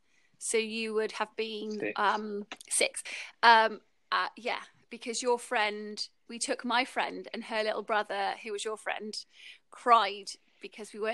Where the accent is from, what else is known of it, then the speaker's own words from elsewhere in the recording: Bristol, South West England, United Kingdom; Stu and I grew up in Bristol in England, UK